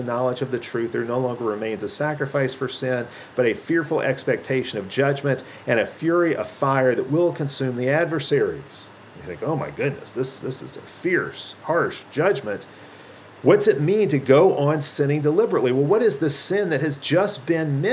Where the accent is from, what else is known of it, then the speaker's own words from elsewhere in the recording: United States; as American Christians